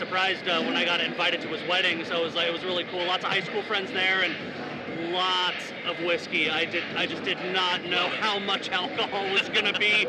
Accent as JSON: {"language": "English", "town": "La Cañada Flintridge", "region": "California", "country": "United States", "tie": "born or raised there", "said": "growing up in La Cunada, like the Glendale area"}